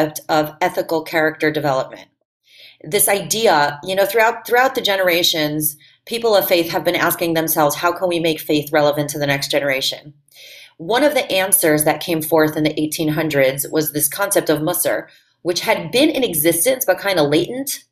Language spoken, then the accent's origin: English; Cleveland, Ohio, United States; I was raised right here in Cleveland, Ohio